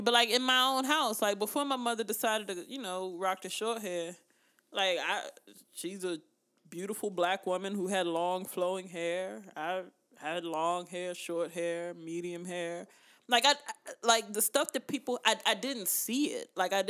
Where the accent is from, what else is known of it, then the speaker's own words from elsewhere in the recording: Germany; now in United States; Like, growing up in Germany, I was just glad to see another black person.